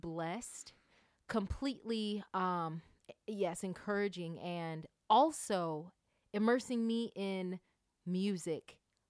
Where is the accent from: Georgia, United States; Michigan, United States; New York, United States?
Georgia, United States; Norcross; also born or lived in Suwanee, Georgia; So I am originally from Norcross, Georgia. And that is a suburb in Atlanta, Georgia.